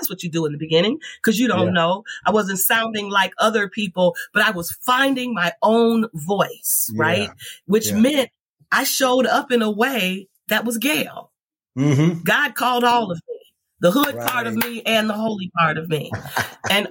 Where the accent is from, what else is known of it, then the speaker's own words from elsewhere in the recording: California, United States; I grew up on Warren, California